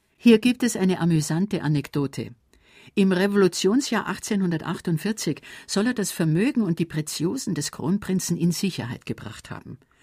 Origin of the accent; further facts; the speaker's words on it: Bavaria, Germany; bei uns in Bayern